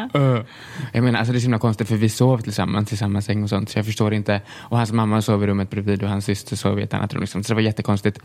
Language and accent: Swedish; Tranås, Jönköping County, Sweden; jag är uppväxt i Tranås